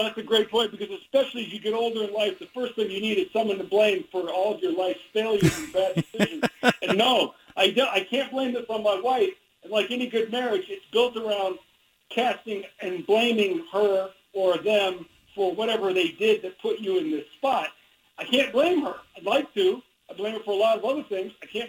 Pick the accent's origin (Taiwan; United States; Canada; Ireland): United States; Midwest; I know seasonal mood disorder is a real thing because I grew up in the Midwest, and I know about those winters